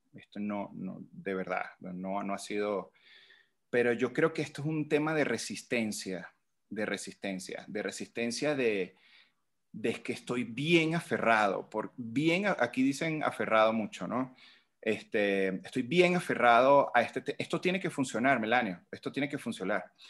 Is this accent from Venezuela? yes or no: yes; Venezuela; moved away as an adult; now in Mexico; yo salí de Venezuela con un plan